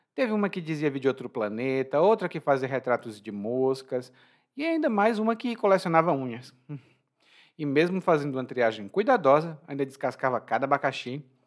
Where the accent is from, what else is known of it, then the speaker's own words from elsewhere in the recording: Ceará, Brazil; eu considero meu conterrâneo uma pessoa que veio do Ceará, porque é do mesmo estado de onde eu venho